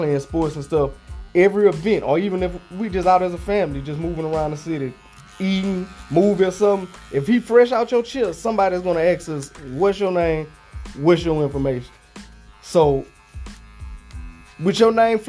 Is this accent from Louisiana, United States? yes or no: yes; Alexandria, Louisiana, United States; moved away; I'm from Louisiana too. I'm from small town, Alexandria